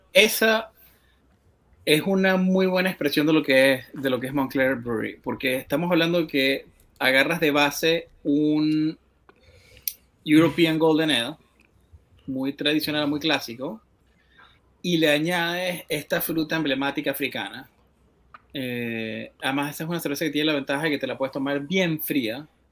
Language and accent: Spanish; Venezuela; creciendo en Venezuela